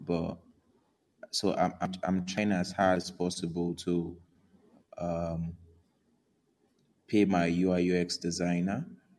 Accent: Nigeria; Africa, Nigeria

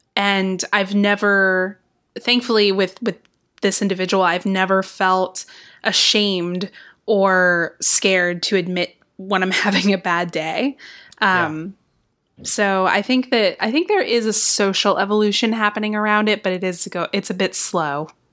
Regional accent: Texas, United States; now in Georgia, United States; I grew up in Texas

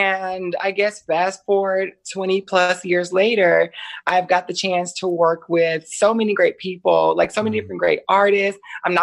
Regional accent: Atlanta, Georgia, United States; accent: Georgia twang; also born or lived in Jacksonville, Florida; now in Los Angeles, United States; I'm originally from Atlanta, Georgia. Nice. You hear that Georgia, that little twang. And I used to live in Jacksonville, Florida.

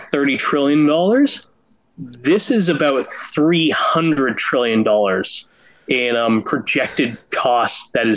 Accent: Canada; I'm Canadian

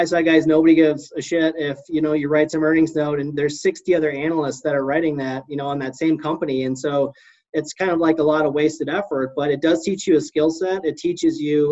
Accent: Midwest, United States; I'm from the Midwest

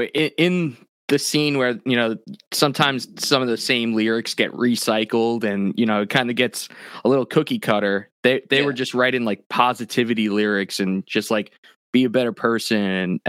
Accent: New York, United States; I had a few contacts, because I grew up on Long Island

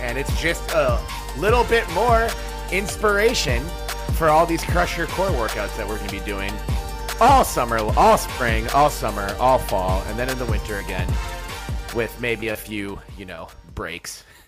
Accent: Minneapolis, Minnesota, United States; born or raised there

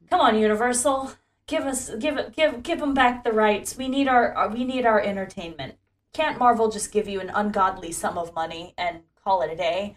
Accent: Ocala, Florida, United States; my hometown of Ocala, Florida

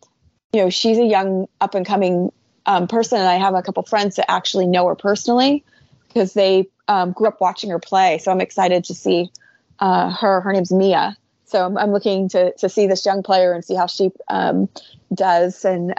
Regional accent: United States; being American

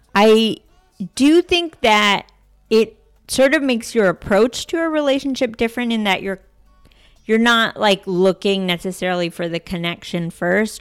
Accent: D.C., suburbs of Northern Virginia, United States; I grew up outside Washington, D C, in the suburbs of Northern Virginia

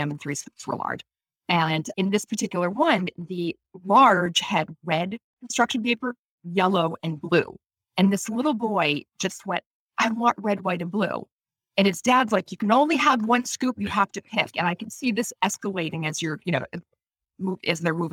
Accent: Maine, United States; in my hometown, which is a small town in you know, Maine

